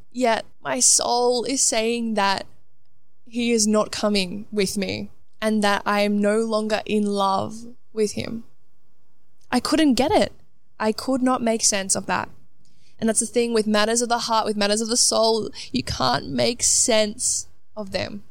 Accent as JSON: {"language": "English", "town": "Melbourne", "region": "Victoria", "country": "Australia", "tie": "born or raised there", "also_born_or_lived": "Gold Coast", "moved": "as an adult", "lives_now": "London, United Kingdom", "said": "I grew up in Melbourne, moved to the Gold Coast for two years spontaneously, and then now have moved myself from the Gold Coast to London"}